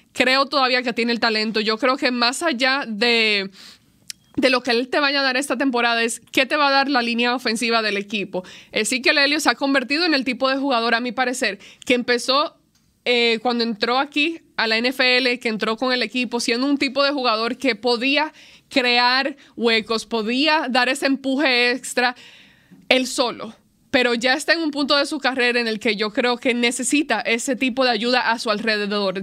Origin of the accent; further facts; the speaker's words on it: Dominican Republic; sí soy dominicana